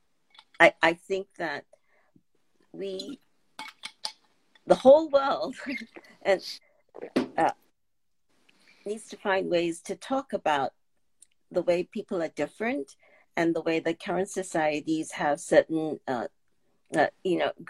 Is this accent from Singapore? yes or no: yes; Singapore; moved away as an adult; now in United States; growing up in Singapore